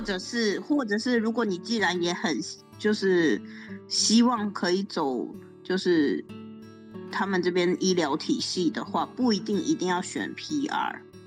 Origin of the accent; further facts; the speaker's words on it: Taiwan; moved away as an adult; now in Canada; 我们台湾人而言